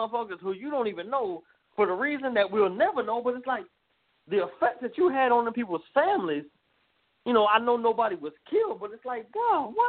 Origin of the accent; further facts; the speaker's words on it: Jacksonville, Florida, United States; I'm an SEC fan. I'm from the South. I'm Jacksonville, Florida. I'm from the South.